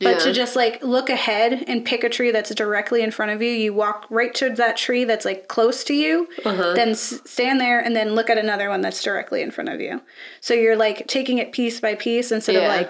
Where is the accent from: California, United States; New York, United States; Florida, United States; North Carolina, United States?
Florida, United States; I grew up in the woods because I'm from Florida, but not the fun parts